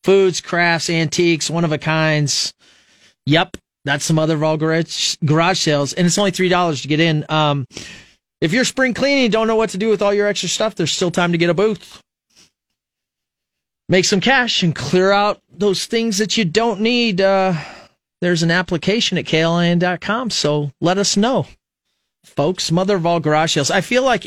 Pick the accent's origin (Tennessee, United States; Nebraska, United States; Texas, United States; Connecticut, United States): Nebraska, United States; Fremont; now in Lincoln, United States; I grew up in Fremont